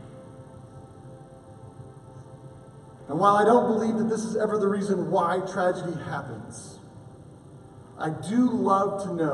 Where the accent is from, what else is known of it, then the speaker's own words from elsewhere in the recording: Oklahoma, United States; a boy from Oklahoma